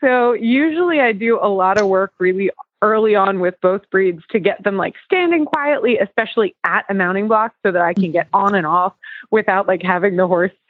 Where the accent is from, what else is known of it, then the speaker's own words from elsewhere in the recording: New Jersey, United States; now in Carlisle, United States; I just got back from New Jersey over the weekend. And so it was, which is actually where I'm like from. So it was nice to be home.